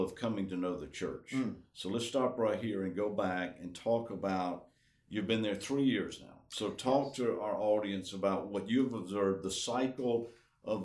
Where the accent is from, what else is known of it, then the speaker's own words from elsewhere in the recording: the South, United States; I'm a Southerner by birth